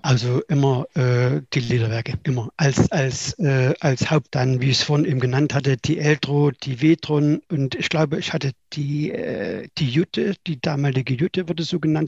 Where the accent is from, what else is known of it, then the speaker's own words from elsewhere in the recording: Weida, Thuringia, Germany; ich bin in Weida geboren